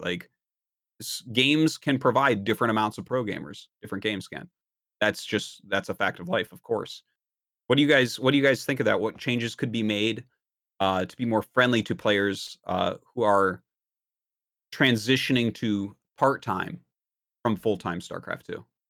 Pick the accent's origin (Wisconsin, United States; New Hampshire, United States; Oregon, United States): New Hampshire, United States; now in South Korea; I'm from New Hampshire